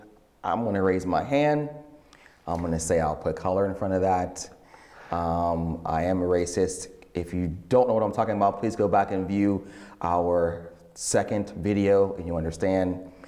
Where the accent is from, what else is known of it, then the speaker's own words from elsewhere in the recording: Pittsburgh, Pennsylvania, United States; You shouldn't be wearing that. We're from Pittsburgh and all cities matter.